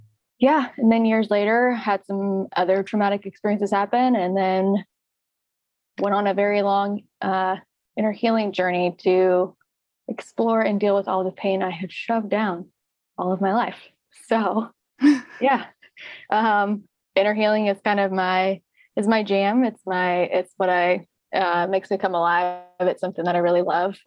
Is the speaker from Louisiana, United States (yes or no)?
yes; Louisiana, United States; now in Redding, United States; I'm originally from Louisiana